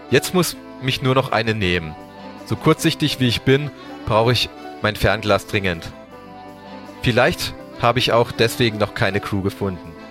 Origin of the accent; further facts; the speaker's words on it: Karlsruhe, Baden-Württemberg, Germany; Also ich komme äh, aus Karlsruhe.